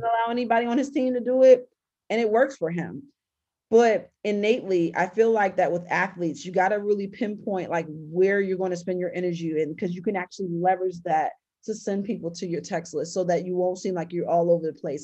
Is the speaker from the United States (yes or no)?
yes; Baltimore, Maryland, United States; my dad was a really well-known high school and um, college coach in my hometown.